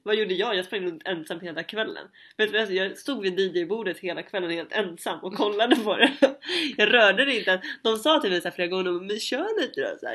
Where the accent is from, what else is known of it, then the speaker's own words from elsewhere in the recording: Stockholm, Stockholm County, Sweden; moved away; jag kommer från Stockholm